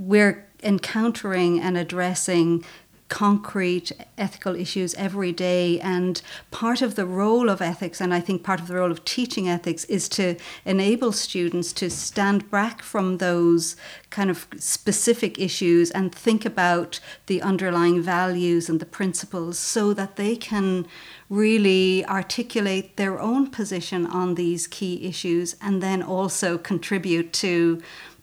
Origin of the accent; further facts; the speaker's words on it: Callan, Leinster, Ireland; also born or lived in Maynooth / Dublin; from Callan, small town. I went to the Sisters of Mercy in Callan